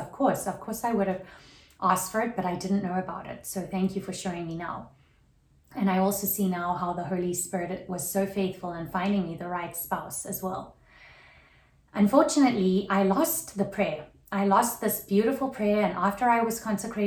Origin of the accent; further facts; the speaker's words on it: South Africa; now in Atlanta, United States; growing up in South Africa, that was very Protestant